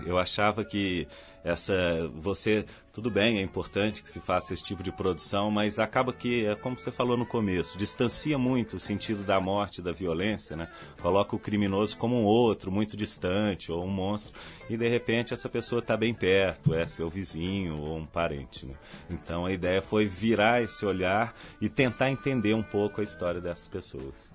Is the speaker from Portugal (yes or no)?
no; Belo Horizonte, Minas Gerais, Brazil; Sou mineiro, de Belo Horizonte